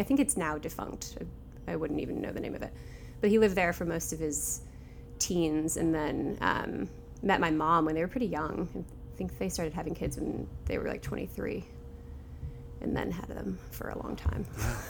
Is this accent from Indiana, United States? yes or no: yes; Michigan City, Indiana, United States; So I'm from Indiana.